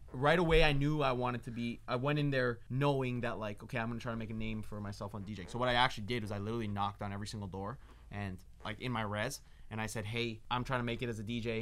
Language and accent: English; Toronto, Ontario, Canada; now in Los Angeles, United States